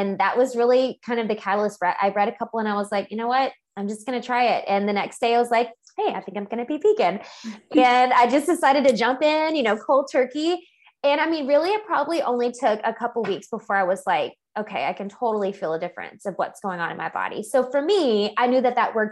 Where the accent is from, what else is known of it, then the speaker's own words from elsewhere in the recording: Louisiana, United States; now in Texas, United States; I'm originally from Louisiana